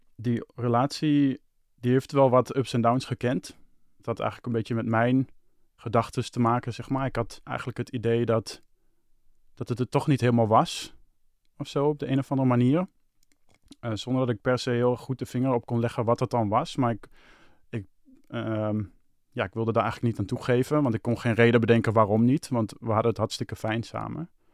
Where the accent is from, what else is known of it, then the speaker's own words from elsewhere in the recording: Hengelo, Overijssel, Netherlands; moved away as an adult; now in Amsterdam, Netherlands; mijn verhaal begint in Hengelo. Dat is waar ik geboren ben. En Hengelo had ik eh, een vriendin. Daar woonde ik mee samen